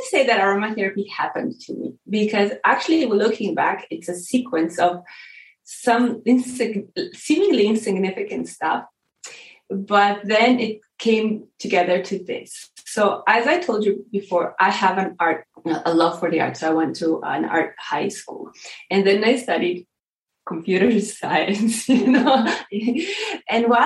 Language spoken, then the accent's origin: English; Croatia; also born or lived in Canada; now in Slovenia; I was born in Croatia and then I lived in Canada for a while. So I kind of have myself as a Croatian and Canadian